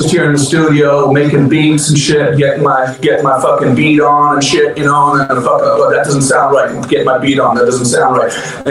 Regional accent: Ottawa, Ontario, Canada; I'm from Ottawa.

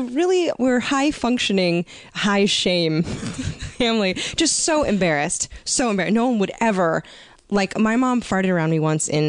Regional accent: North Carolina, United States; North Carolina.

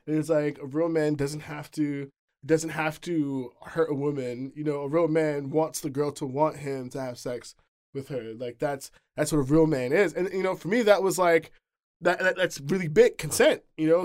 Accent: New York City, New York, United States; now in Seattle, United States; I'm from the Bronx, you know. I was, I was born in New York City proper

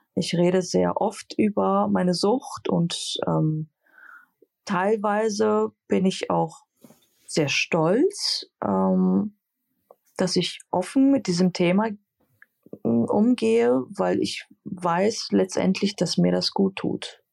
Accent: Greece; als Griechin

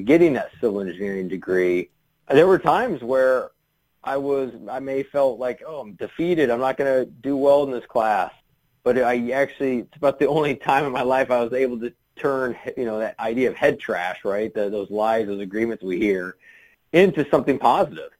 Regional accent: Kansas City, United States; I grew up in Kansas City

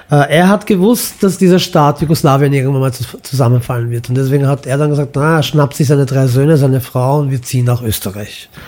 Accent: Imotski, Split-Dalmatia County, Croatia; born there; Also mein Vater ist in Mostar geboren, meine Mutter mhm. in Belgrad, das ist Süddalmatien, und ich bin in Imotski geboren.

